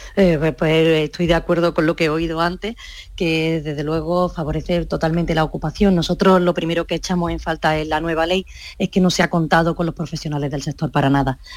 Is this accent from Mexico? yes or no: no; Córdoba, Andalusia, Spain; yo soy de Córdoba